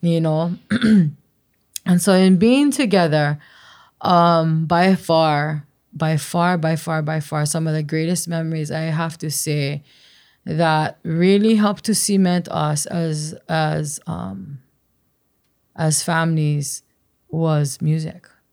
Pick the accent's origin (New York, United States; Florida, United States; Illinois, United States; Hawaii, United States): Hawaii, United States; Waimea; growing up in Waimea